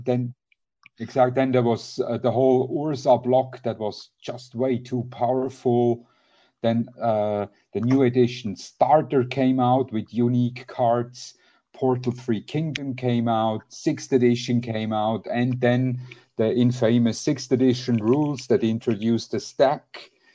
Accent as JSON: {"language": "English", "country": "Switzerland", "said": "I'm from Switzerland"}